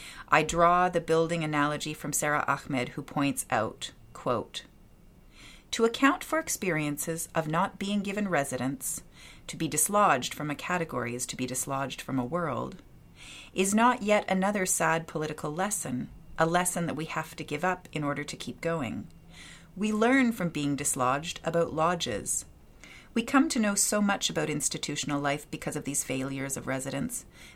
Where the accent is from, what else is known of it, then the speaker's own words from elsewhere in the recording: Edmonton, Alberta, Canada; my hometown of Edmonton, Alberta.